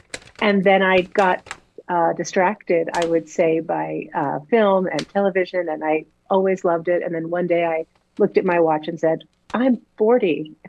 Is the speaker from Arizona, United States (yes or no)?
no; Woodbridge, Connecticut, United States; now in Los Angeles, United States; Yep, I grew up in Woodbridge, and I went to Hopkins.